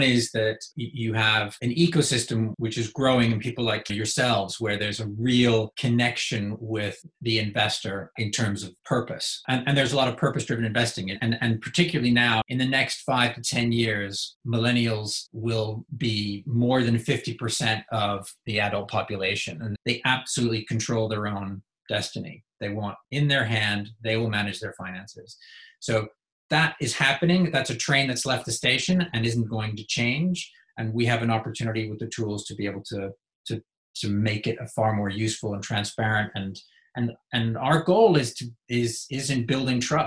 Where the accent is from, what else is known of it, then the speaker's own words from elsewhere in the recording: United States; moved away; also born or lived in United Kingdom; You can tell from my accent, I'm from the US.